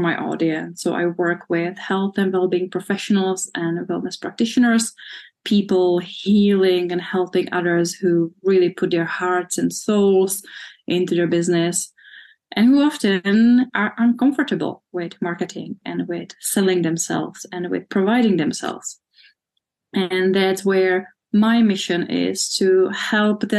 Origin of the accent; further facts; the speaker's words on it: Czechia; moved away as an adult; also born or lived in United Kingdom; I'm from the Czech Republic, born when it still was Czechoslovakia, but I'm Czech.